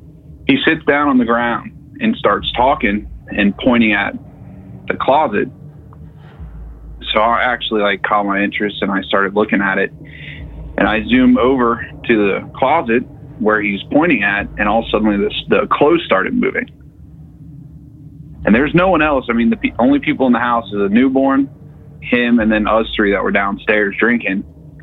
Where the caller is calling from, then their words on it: Cincinnati, Ohio, United States; from Cincinnati.